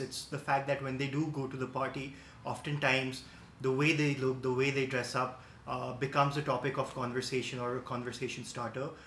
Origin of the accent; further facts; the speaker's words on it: Kathmandu, Bagmati, Nepal; I'm 28 years old from Kathmandu